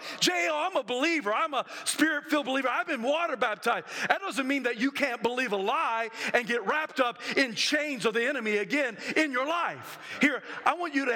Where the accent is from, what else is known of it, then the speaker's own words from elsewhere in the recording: the South, United States; I'm from the South